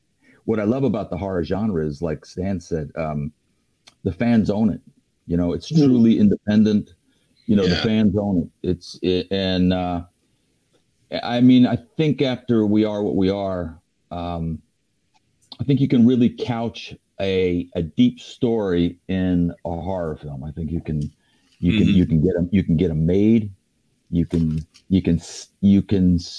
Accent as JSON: {"language": "English", "town": "Oakland", "region": "California", "country": "United States", "said": "I'm from Oakland."}